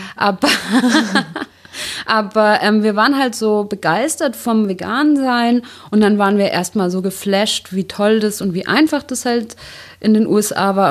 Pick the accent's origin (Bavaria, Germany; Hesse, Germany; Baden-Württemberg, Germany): Bavaria, Germany; Ich komme ja aus Bayern